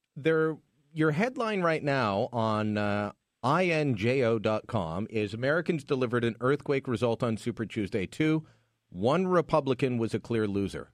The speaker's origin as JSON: {"language": "English", "country": "Canada", "said": "I'm Canadian"}